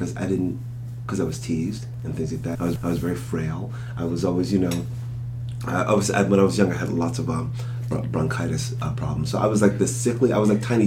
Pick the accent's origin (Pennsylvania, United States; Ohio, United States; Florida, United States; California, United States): Pennsylvania, United States; Philadelphia; I'm from Philadelphia, and born and raised in Philadelphia public schools